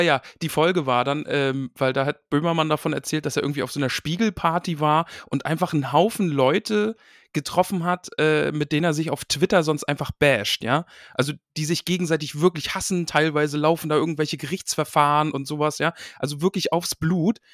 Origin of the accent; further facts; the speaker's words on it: Greifswald, Mecklenburg-Vorpommern, Germany; moved away; ich bin aus dem Osten, ich bin in, in Greifswald, Mecklenburg-Vorpommern bin ich groß geworden, tiefster Osten.